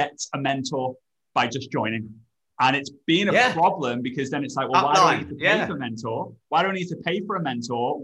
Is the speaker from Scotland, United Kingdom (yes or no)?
no; Liverpool, North West England, United Kingdom; I'm from Liverpool